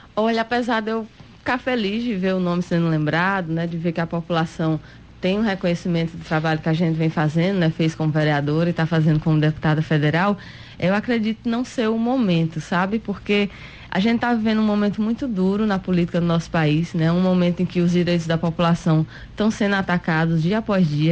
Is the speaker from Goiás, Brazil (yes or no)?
no; Rio Grande do Norte, Brazil; nós que somos aqui do Nordeste, que somos de um estado como o Rio Grande do Norte